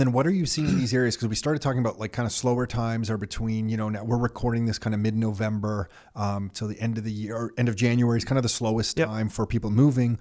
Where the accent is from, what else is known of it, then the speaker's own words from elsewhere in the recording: Canada; I'm Canadian